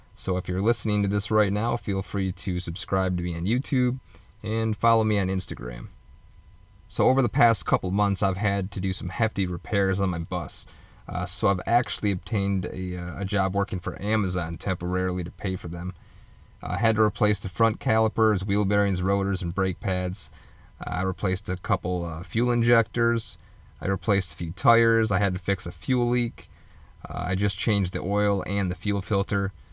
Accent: Michigan, United States; moved away as an adult; I was born and raised in Michigan

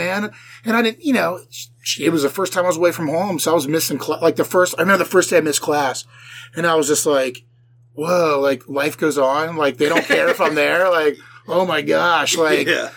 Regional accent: Dayton, Ohio, United States; also born or lived in Nashville; I grew up in Dayton, which is like, you know, hour north

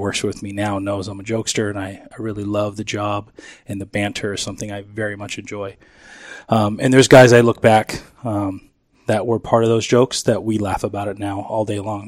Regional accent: Chandler, Arizona, United States; also born or lived in San Francisco, California; Grew up down South Chandler

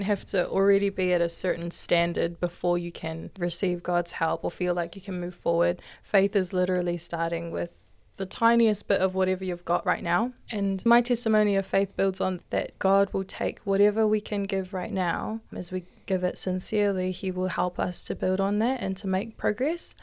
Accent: Hamilton, Waikato, New Zealand; I'm twenty-one, born and raised in Hamilton

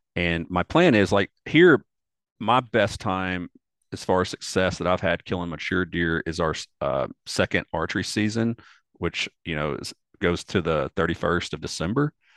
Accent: Delta region of Arkansas, United States; moved away as an adult; now in Asheville, United States; I grew up actually in the Delta region of Arkansas on the Mississippi River

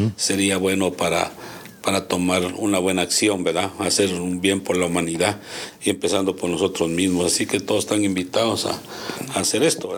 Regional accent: Guatemala; en mi país

